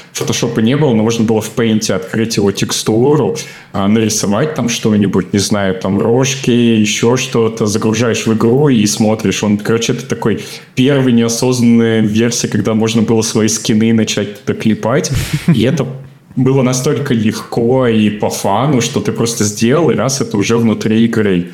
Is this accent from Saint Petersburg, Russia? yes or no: no; Smolensk, Smolensk Oblast, Russia; moved away as an adult; now in Germany; я вырос в Смоленске, и это такой маленький региональный город